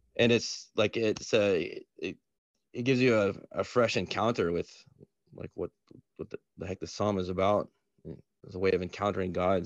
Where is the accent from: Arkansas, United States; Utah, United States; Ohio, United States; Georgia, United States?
Georgia, United States; Atlanta; I'm from Atlanta. I was born in Atlanta